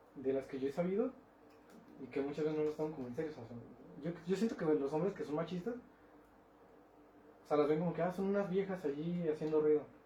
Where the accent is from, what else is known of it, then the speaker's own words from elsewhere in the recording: Mexico; soy mexicano